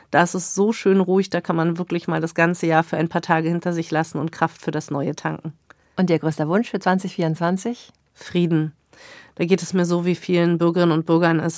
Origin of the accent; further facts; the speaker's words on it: Germany; Ich bin 15 Jahre in der DDR groß geworden